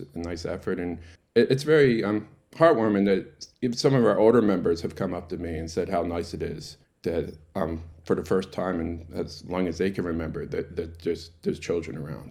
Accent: Baltimore, Maryland, United States; moved away as an adult; now in Tasmania, Australia; I grew up in Baltimore, in America, in a, in a huge Jewish, um, community

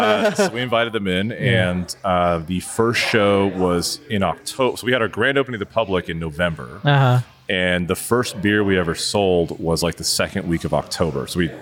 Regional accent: Houston, Texas, United States; I'm from Houston

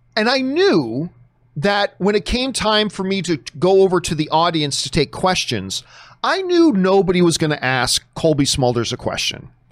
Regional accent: Canada; now in United States; my home country

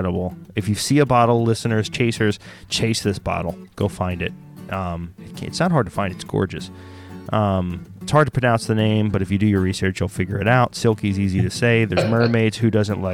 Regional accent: Oklahoma, United States; also born or lived in Texas; now in Philadelphia, United States; I grew up in Texas and then Oklahoma in Choctaw or Cherokee Nation, Oklahoma.

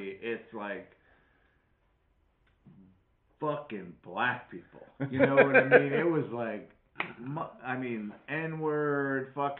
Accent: Wisconsin, United States; I'm just going to mimic everyone else's speech patterns so I don't sound like I'm from Wisconsin.

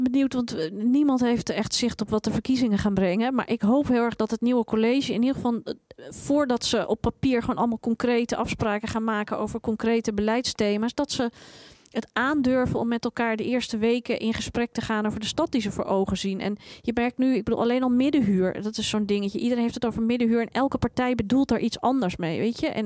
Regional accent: Amsterdam, North Holland, Netherlands; En daar hebben wij gewoon, en als Amsterdammers, maar ook als de stad heeft daar gewoon ook niets aan.

